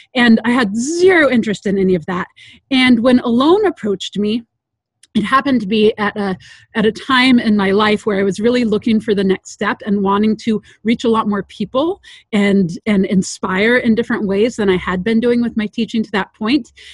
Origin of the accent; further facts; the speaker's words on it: Sierra Nevada foothills, California, United States; also born or lived in Loomis, California; I grew up uh, in the environment you're seeing back behind me, so in the Sierra Nevada foothills